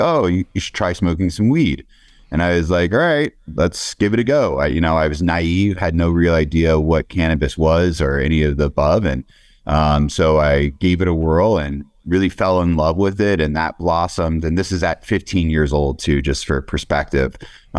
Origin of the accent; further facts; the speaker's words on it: Pennsylvania, United States; on the East Coast, I grew up in Pennsylvania.